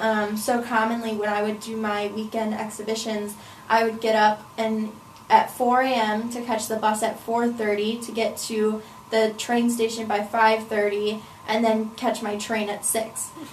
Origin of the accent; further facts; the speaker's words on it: Wales, United Kingdom; Yes, most of it was within Wales. I would say I really wanted to explore my home country.